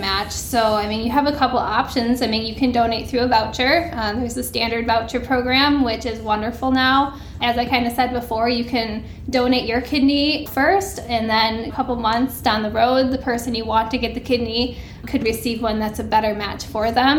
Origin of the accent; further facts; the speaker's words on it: Wisconsin, United States; I'm from Wisconsin